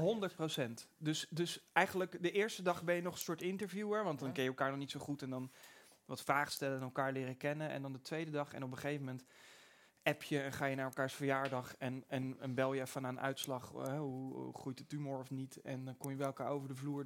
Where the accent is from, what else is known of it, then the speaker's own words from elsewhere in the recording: Pijnakker, South Holland, Netherlands; ik kom uit Pijnakker